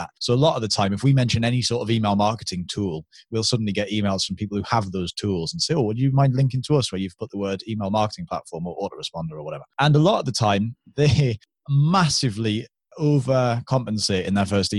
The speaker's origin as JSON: {"language": "English", "country": "United Kingdom", "said": "because we're British"}